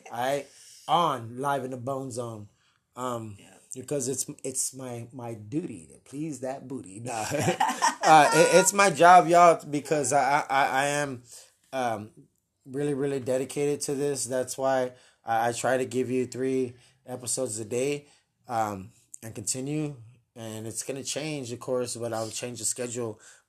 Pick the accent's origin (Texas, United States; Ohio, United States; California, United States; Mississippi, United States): Texas, United States; Helotes; Helotes. Yes, hi, welcome. I'm from Helotes. No, but Helotes is cool, though. Shout out to anybody from Helotes.